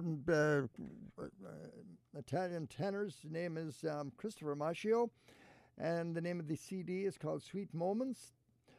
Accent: Ballina, Connacht, Ireland; moved away as an adult; also born or lived in Dublin, Ireland; now in Cleveland, United States; my hometown of Ballinac, County Mayo

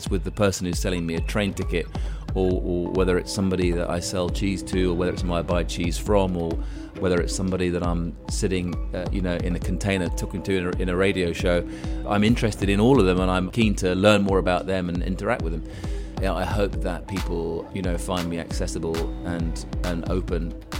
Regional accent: Cairo, Cairo Governorate, Egypt; The interest in cheese came about because, growing up in Cairo, it was the early 1970s.

